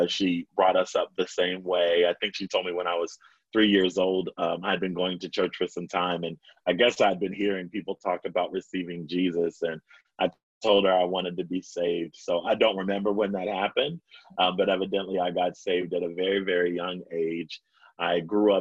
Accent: Baltimore, Maryland, United States; I'm born and raised in Baltimore

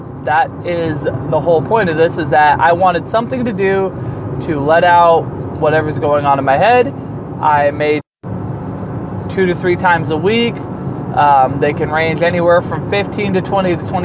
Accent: Chico, California, United States; moved away; I hail from Chico, California. I don't currently reside there

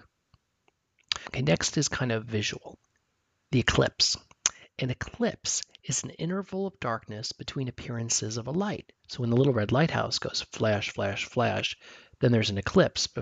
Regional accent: New Jersey, United States; I grew up in New Jersey

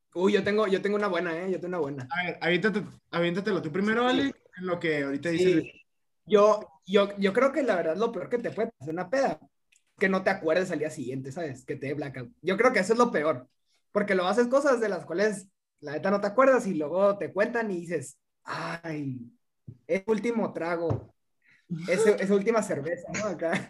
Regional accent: Mexico; soy de aquí, no, soy mexicano

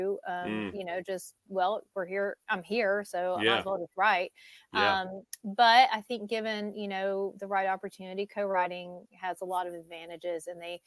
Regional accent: Georgia, United States; moved away; also born or lived in Nashville, Tennessee; I moved back to Georgia

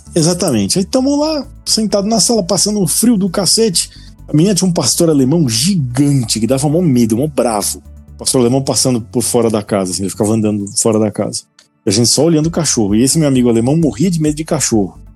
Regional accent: Brazil; a gente é do Brasil

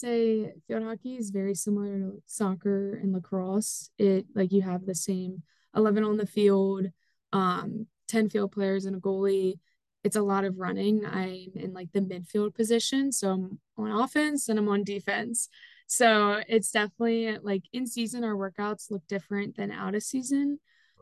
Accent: Lancaster, Pennsylvania, United States; I am from Lancaster, Pennsylvania

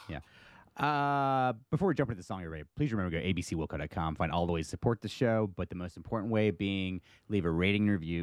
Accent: United States; I'm your American friend

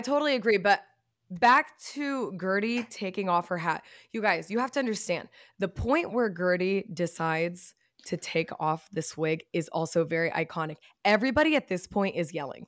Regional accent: Texas, United States; also born or lived in Chicago; when I was younger and we were growing up in Texas

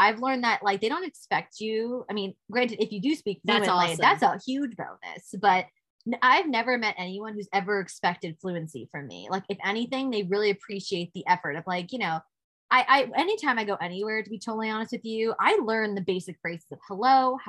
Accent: New York, United States; But I'm from New York. Unfortunately, I love New York.

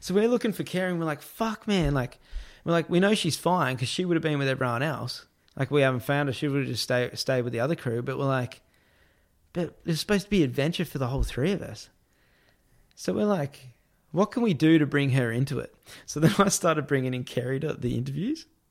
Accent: Australia; I'm this Australian being a reporter

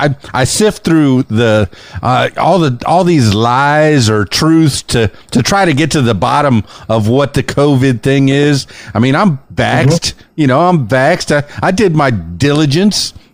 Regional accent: Miami, Florida, United States; also born or lived in Winter Park, Florida; born and raised in Miami and Florida Keys

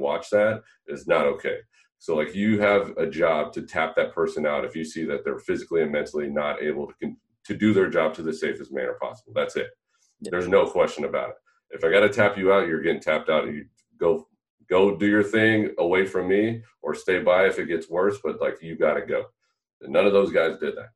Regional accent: about an hour from the Bay, California, United States; moved away; I'm from California originally, and I was about an hour from the Bay

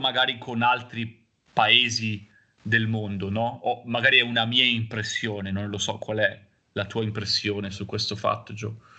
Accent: Busto Arsizio, Lombardy, Italy; now in Genoa, Italy; siamo entrambi nati e cresciuti a Busto Arsizio

